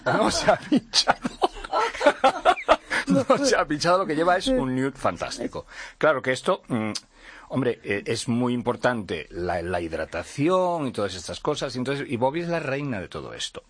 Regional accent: Portugal; Spanish is a second language; yo soy portugués

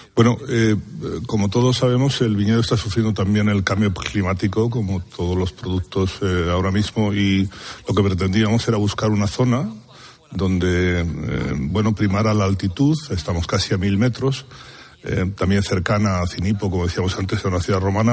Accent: La Rioja, Spain; moved away as an adult; now in Andalusia, Spain; provenimos de La Rioja, tanto ella como yo

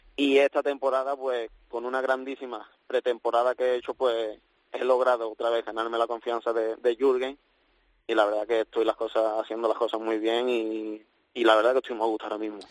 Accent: Seville, Andalusia, Spain; moved away as an adult; now in Liverpool, United Kingdom; vuelvo a mi casa, mi ciudad

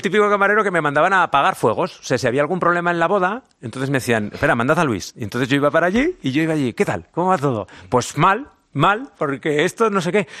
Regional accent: Zaragoza, Aragon, Spain; accent: Zaragoza; soy de Zaragoza, me siento muy orgulloso de ser aragonés y el acento

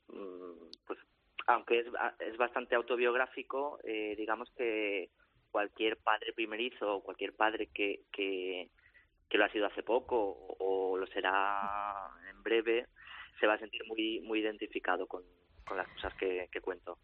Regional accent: Valencia, Valencian Community, Spain; moved away as an adult; also born or lived in Madrid; nosotros somos de Valencia y vivíamos entonces en Madrid

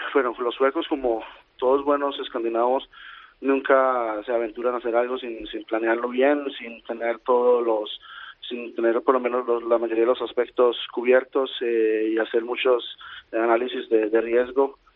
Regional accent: Colombia; moved away as an adult; also born or lived in Costa Rica; now in Sweden; yo crecí en Colombia durante la guerra del narcotráfico en los noventas

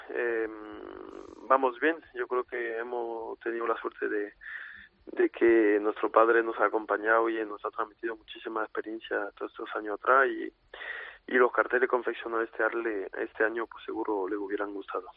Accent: Arles, Provence-Alpes-Côte d'Azur, France; la plaza de mi tierra, de mi ciudad

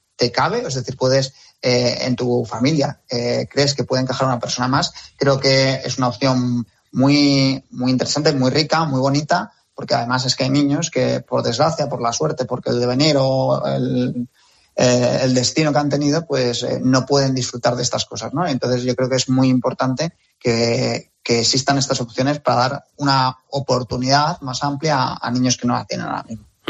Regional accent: Madrid, Community of Madrid, Spain; que soy de Madrid, por la Comunidad de Madrid

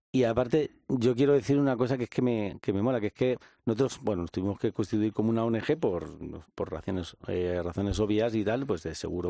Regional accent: Madrid, Community of Madrid, Spain; yo soy un joven de Vallecas

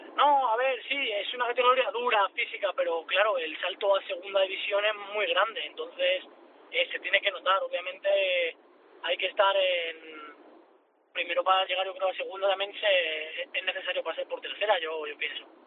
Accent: Parla, Community of Madrid, Spain; yo soy de Parla.

